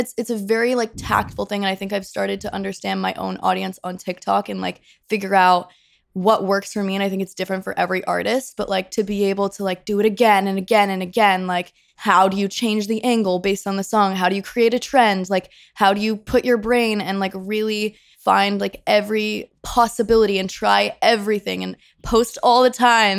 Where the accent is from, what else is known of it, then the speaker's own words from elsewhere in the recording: Rhode Island, United States; moved away as an adult; I'm from Rhode Island. I moved here in twenty seventeen, a week after I graduated high school.